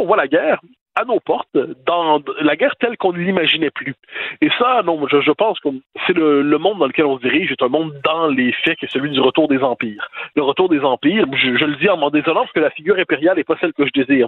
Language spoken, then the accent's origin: French; Quebec, Canada; quand on est Québécois